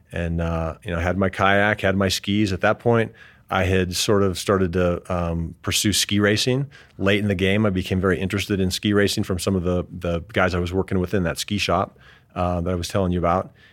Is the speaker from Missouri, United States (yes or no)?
no; Denver, Colorado, United States; also born or lived in Arvada, Colorado / Englewood, Colorado / Gunnison, Colorado; Grew up in suburban Denver